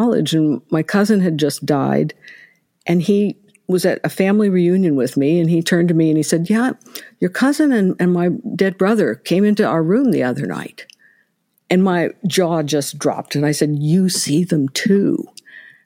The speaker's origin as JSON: {"language": "English", "region": "Ohio", "country": "United States", "also_born_or_lived": "Indianapolis, Indiana", "said": "We had moved from Indianapolis to here, although I'm originally from Ohio."}